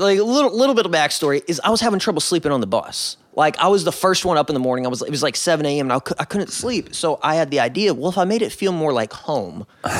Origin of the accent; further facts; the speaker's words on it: Chicago, Illinois, United States; born there; I was born in Chicago.